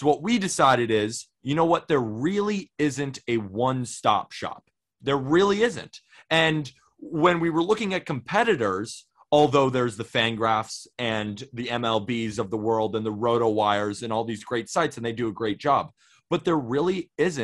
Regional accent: Santa Barbara, California, United States; now in New York City, United States; I'm from Santa Barbara, California, but I've been living in New York City

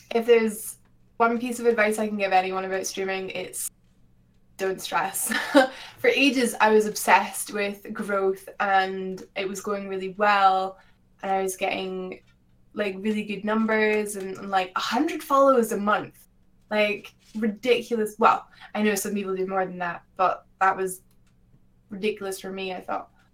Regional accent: Scotland, United Kingdom; I'm from Scotland

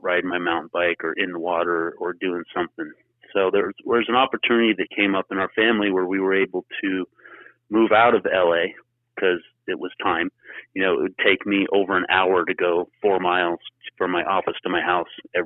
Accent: Los Angeles, California, United States; also born or lived in Springville, California; I grew up in West Los Angeles, in kind of the nice part of town, so to speak, more affluent part of LA, and just kind of grew up surfing and diving and doing that whole cliche California kid thing.

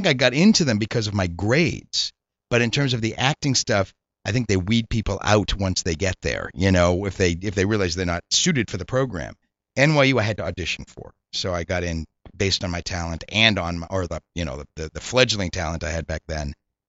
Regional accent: Reading, Massachusetts, United States; Reading, north of Boston.

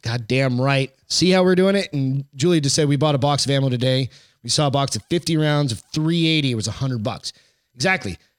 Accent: Hampton Beach, New Hampshire, United States; moved away; I remember going back home to New Hampshire. So I'm from Hampton Beach

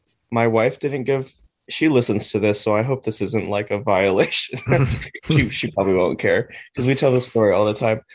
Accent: Chicago, Illinois, United States; we grew up in Chicago.

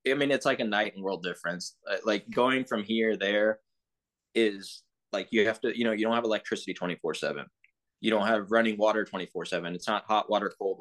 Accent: Texas, United States; also born or lived in England / Pakistan; I grew up in Texas my whole

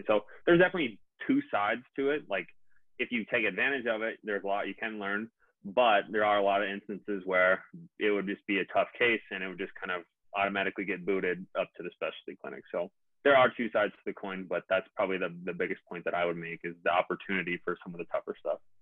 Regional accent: Minnesota, United States; also born or lived in Fargo, North Dakota; I'm from Minnesota.

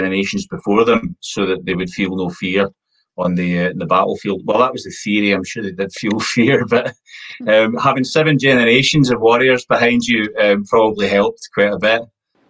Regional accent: Scotland, United Kingdom; I'm a Scottish Gael. My people hail from a mixture of Ireland and Highland Scotland.

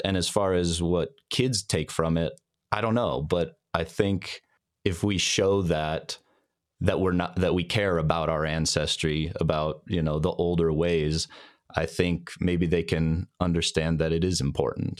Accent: Denver, Colorado, United States; we grew up in Denver, Colorado, which is where I live still today.

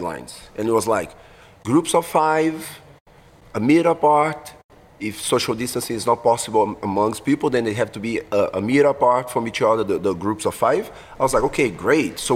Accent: Belo Horizonte, Minas Gerais, Brazil; English is a second language; moved away as an adult; now in Singapore; Belo Horizonte, is in southwest, so it's not southwest, southeast

